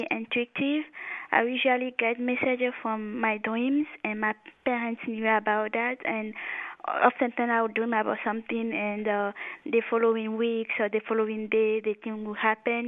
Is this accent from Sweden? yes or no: no; Togo; moved away as an adult; also born or lived in France; now in United States; I was born in Africa, West Africa, in Togo, and later when I finished high school, I went to France to study biology, and then I came later here in the United States